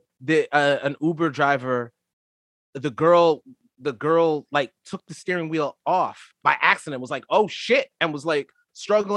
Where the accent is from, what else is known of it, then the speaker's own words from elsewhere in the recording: Florida, United States; I am from Florida